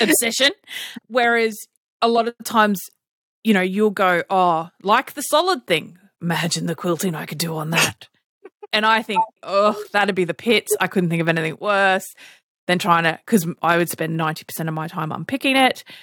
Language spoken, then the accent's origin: English; Australia; we're Australian